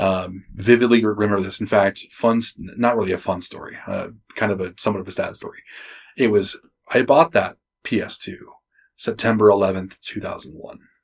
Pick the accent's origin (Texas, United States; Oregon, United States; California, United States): Oregon, United States; Springfield; moved away; I was born in Springfield, just outside of Eugene